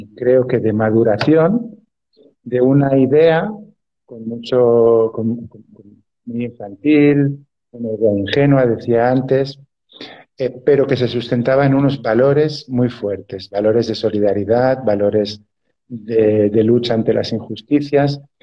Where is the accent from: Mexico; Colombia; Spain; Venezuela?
Spain; Barcelona, Catalonia; yo nací en la ciudad de Barcelona